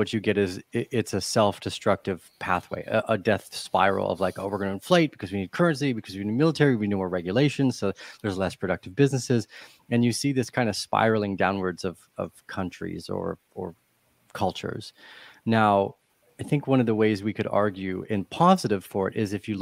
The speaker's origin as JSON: {"language": "English", "country": "Canada", "moved": "as an adult", "said": "I moved away from Canada a bunch of years ago"}